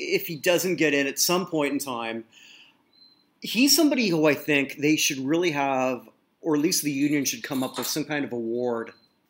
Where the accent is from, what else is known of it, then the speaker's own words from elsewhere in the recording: Canada; I'm a Canadian.